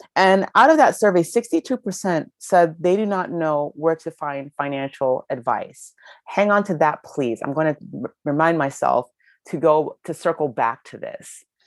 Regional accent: Ohio, United States; I grew up in Ohio

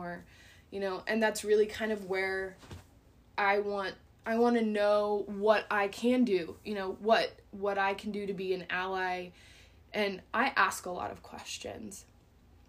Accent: Southwest Kansas, United States; I grew up in Southwest Kansas in the middle of the sticks.

